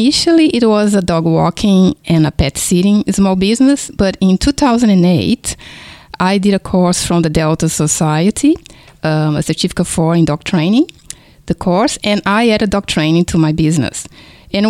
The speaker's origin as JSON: {"language": "English", "country": "Brazil", "tie": "born or raised there", "second_language": "English", "moved": "yes", "lives_now": "Kingston, Australia", "said": "if you notice my foreign accent, is because I was born in Brazil"}